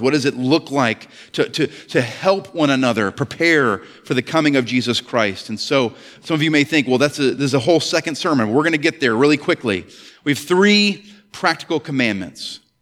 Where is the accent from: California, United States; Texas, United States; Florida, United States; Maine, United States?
Maine, United States; Ellsworth; I grew up in Ellsworth, Maine